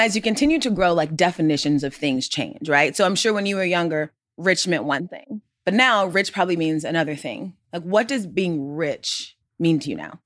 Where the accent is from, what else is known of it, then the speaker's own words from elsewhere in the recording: Gwinnett County, Georgia, United States; we are both from Gwinnett County, Georgia.